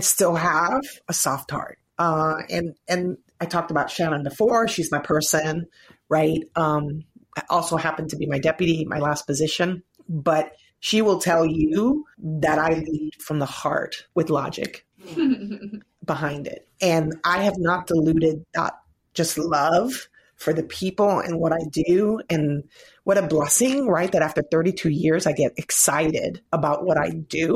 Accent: Puerto Rico; moved away; my people, my background, the culture. And if you guys could see like where I'm from, like growing up, there was a hurricane

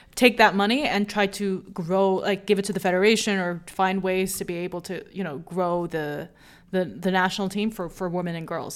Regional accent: United States; as an American

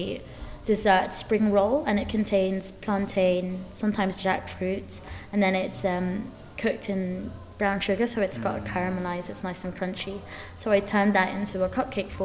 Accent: London, United Kingdom; I grew up in Tooting Broadway

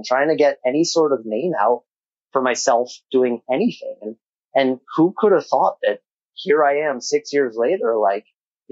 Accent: Albuquerque, New Mexico, United States; now in Los Angeles, United States; I'm a boy from Albuquerque, New Mexico

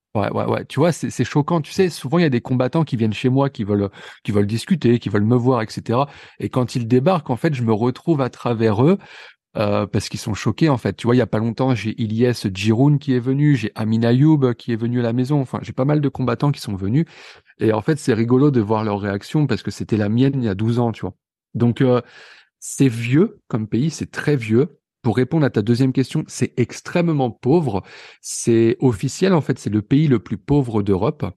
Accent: near Pont-Audemer, Normandy, France; moved away; also born or lived in Vernon / Marseille; on est tous les deux originaires euh, de Normandie, d'un petit patelin à quelques kilomètres de Ponto de Mer

